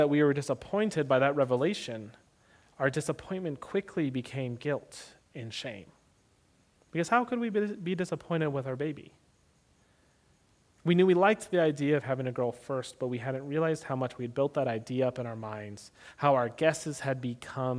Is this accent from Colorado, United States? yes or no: yes; Denver, Colorado, United States; moved away as an adult; also born or lived in Tucson, Arizona